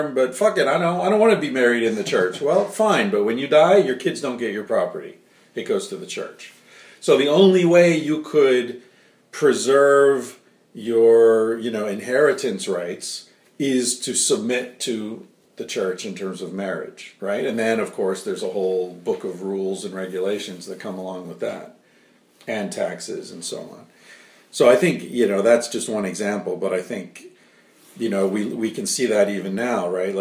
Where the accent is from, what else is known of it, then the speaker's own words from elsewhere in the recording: United States; now in Spain; I'm American